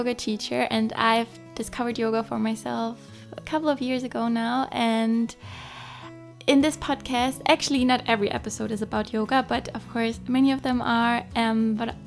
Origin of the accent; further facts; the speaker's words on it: Munich, Bavaria, Germany; moved away as an adult; now in Copenhagen, Denmark; I'm originally from Munich in Germany, but I moved to Copenhagen for my master's degree, and now I'm living here